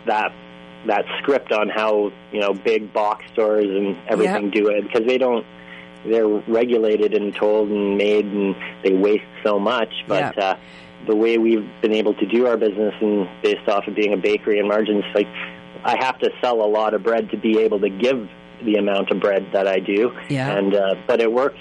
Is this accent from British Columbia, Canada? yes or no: yes; Prince George, British Columbia, Canada; I'm born and raised in Prince George